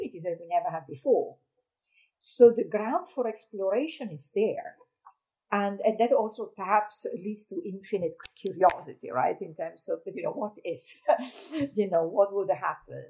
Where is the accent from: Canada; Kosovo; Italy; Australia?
Italy; moved away as an adult; I remember as a child, I was born in Italy, so I was looking at the mountains out of my window